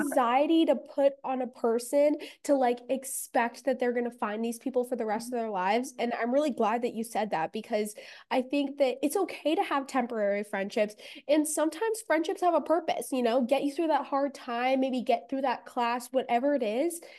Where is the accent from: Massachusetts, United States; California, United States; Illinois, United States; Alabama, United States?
California, United States; Los Angeles; I'm from Venice Beach, and I went to, like, we both, Davina and I went to the same high school